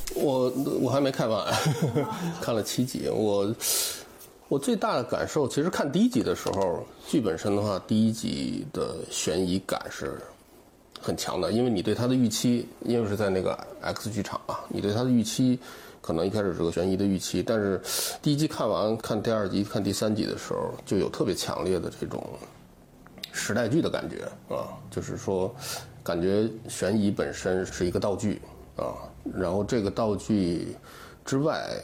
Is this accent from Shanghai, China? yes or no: no; Tianjin, China; 因为我天津人，天津人也，也有这个消解生活中这种苦难的这个爱好